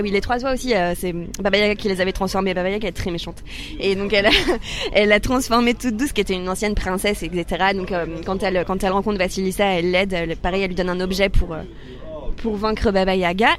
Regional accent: Soissons, Hauts-de-France, France; En Picardie, à Soissons, enfin dans un petit village à côté de Soissons, dans la forêt.

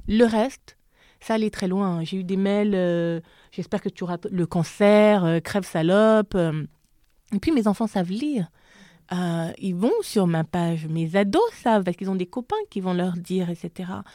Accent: Gabon; accent: Gabonese; moved away as an adult; also born or lived in France; now in Paris, France; mon accent gabonais ressortait

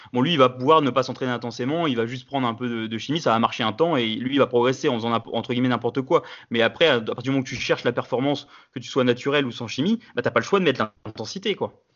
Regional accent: France; je suis français

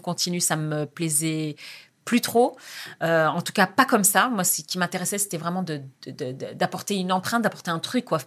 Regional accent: France; moved away as an adult; also born or lived in Jendouba, Tunisia (family origin) / Algeria; je quittais la France, mon pays, ma famille

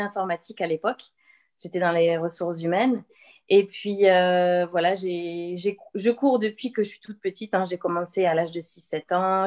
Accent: Le Mans, Pays de la Loire, France; moved away as an adult; also born or lived in Angers / Toulouse; je suis sartoise, je suis née au Mans

